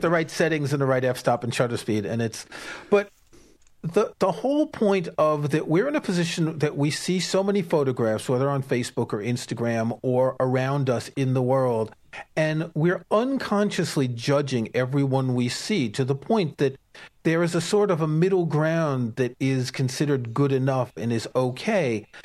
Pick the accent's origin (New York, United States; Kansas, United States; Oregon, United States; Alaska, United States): New York, United States; when I was growing up in New York, I knew a bunch of actors